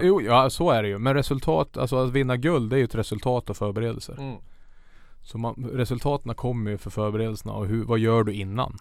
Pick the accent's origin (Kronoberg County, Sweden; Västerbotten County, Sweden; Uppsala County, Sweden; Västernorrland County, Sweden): Västernorrland County, Sweden; Tynderö; moved away as an adult; also born or lived in Sundsvall; now in Karlstad, Sweden; jag är uppvuxen i Tyndröro som sagt och där är det ju ja, maximum 100 meter till vattnet